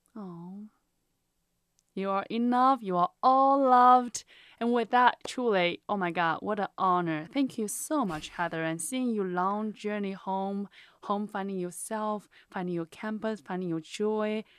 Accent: China; English is a second language; moved away as an adult; now in United States; I'm from China

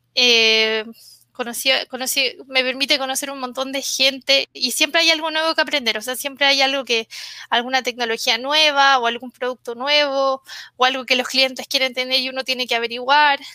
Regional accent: Santiago, Santiago Metropolitan Region, Chile; Soy de, de Santiago, mi familia es del norte, de Antofagasta, que es como una de las ciudades donde están las minas de cobre

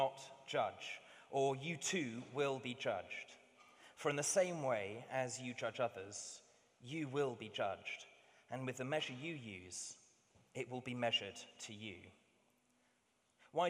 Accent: London, United Kingdom; also born or lived in Hampshire; I grew up half of my time just across the river in Wandsworth, the other half down on a farm that my family helped run in Hampshire

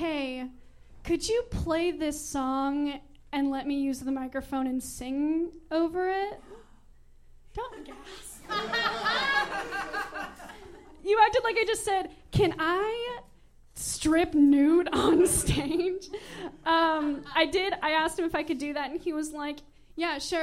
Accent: San Antonio, Texas, United States; moved away as an adult; also born or lived in Austin; I went to an all-girls Catholic high school, Incarnate Word

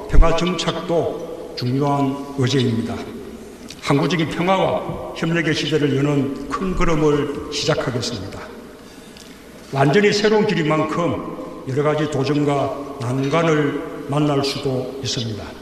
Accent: Gyeongsang, South Korea; accent: Gyeongsang dialect; 예 경상도 사투리거든요.

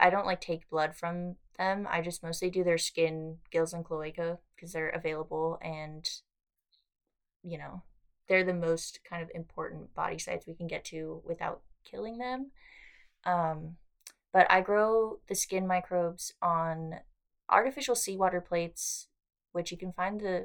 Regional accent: Los Angeles, California, United States; now in Australia; I'm from LA, so it's, like, you know, there's people everywhere

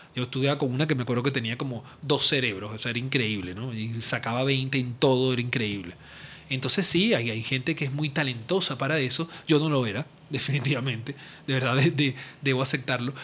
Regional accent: Venezuela; lo que llamamos acá los venezolanos

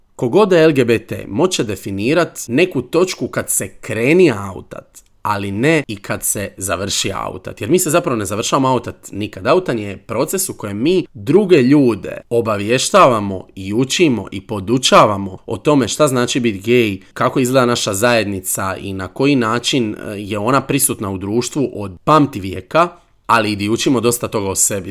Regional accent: Trogir, Split-Dalmatia County, Croatia; Ja sam odrastao u Trogiru, Trogir je zapravo mali grad na obali i tu se svi znaju

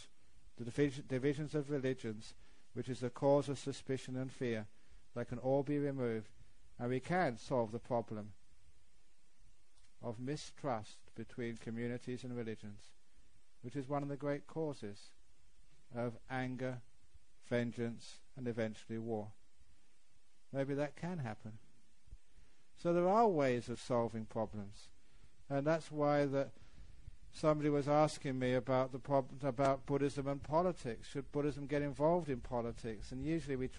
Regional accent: England, United Kingdom; moved away; I was born in England

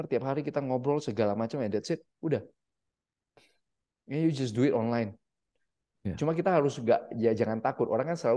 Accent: Medan, North Sumatra, Indonesia; Sebenarnya gue aslinya orang Medan.

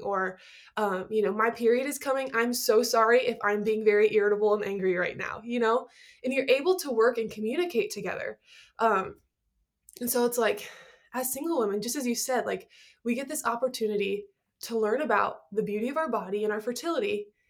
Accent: Nebraska, United States; I'm from Nebraska

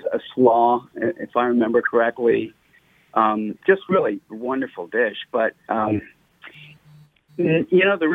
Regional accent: the South, United States; growing up in the South

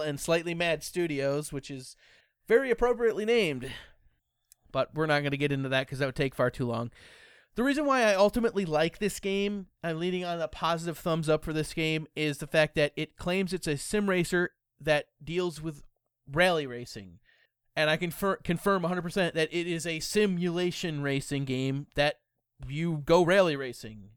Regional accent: United States; I'm American. I speak English

